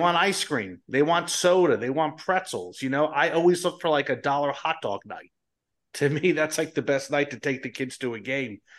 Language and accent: English; Colonia, New Jersey, United States; I'm living in New Jersey where I, I grew up in Colonia